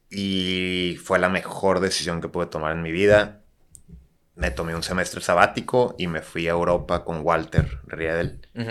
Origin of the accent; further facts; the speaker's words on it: Tijuana, Baja California, Mexico; also born or lived in Guadalajara; yo soy de Tijuana, digo, nací en Guadalajara, pero literal a los meses me vine a Tijuana